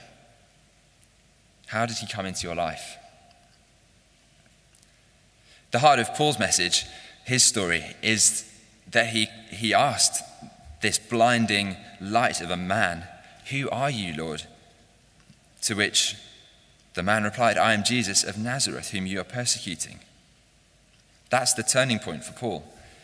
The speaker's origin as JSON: {"language": "English", "town": "Chatham", "region": "South East England", "country": "United Kingdom", "tie": "born or raised there", "said": "I was born in Chatham, Kent, and I was educated in the south"}